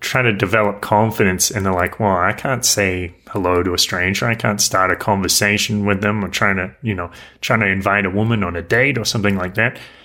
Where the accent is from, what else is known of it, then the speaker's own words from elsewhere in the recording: near Newcastle, New South Wales, Australia; moved away as an adult; I lived in my hometown